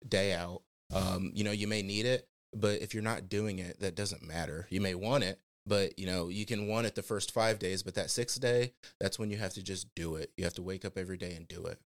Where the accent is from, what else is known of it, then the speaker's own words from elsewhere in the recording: Fort Wayne, Indiana, United States; born and raised in the Fort Wayne area